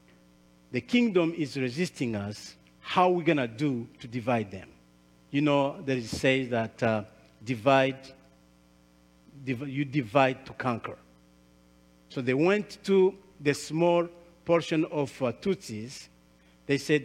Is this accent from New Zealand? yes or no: no; Rwanda; English is a second language; I'm from Rwanda.